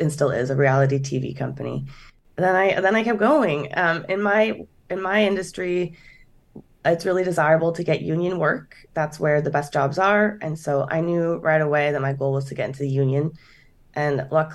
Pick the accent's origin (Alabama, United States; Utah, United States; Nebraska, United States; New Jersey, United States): Nebraska, United States; Lincoln; now in Los Angeles, United States; I'm from Lincoln, Nebraska. So I grew up there